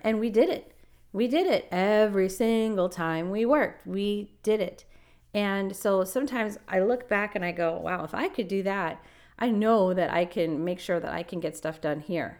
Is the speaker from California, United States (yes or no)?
yes; Los Angeles, California, United States; moved away; I'm from Los Angeles